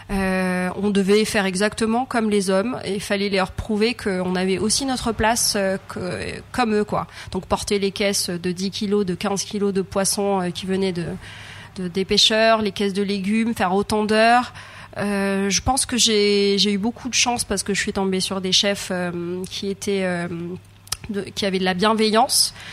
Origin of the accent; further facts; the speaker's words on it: Réunion; moved away; surtout qu'on vient de loin. Enfin, je venais de La Réunion.